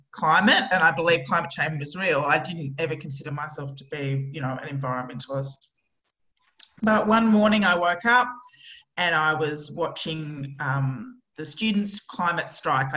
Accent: Australia; as an Australian

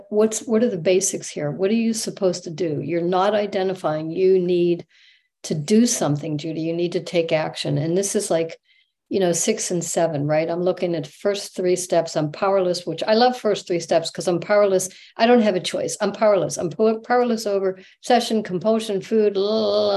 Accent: Pennsylvania, United States; moved away as an adult; also born or lived in Manhattan Beach; I went back to Pennsylvania to my hometown

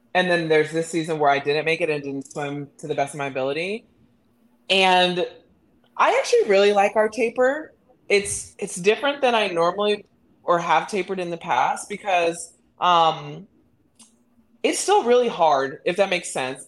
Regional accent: Midland, Texas, United States; I'm from Midland, Texas.

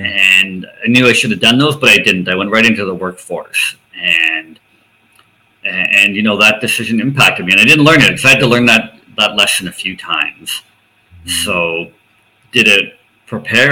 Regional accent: outside of Toronto, Ontario, Canada; growing up outside of Toronto, just outside of Toronto

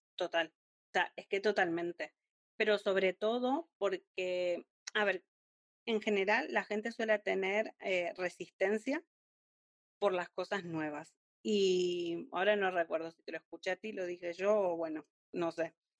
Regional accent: Argentina; moved away as an adult; now in Spain; soy una argentina viviendo en España desde hace cinco años

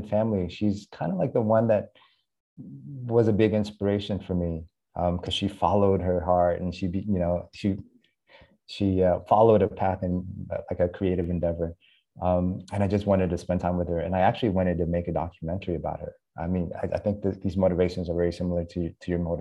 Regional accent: United States; moved away as an adult; now in Vietnam; I was almost four when we landed in the US. I grew up mainly in the Midwest, in Oklahoma and Texas, actually, where there's no Asians

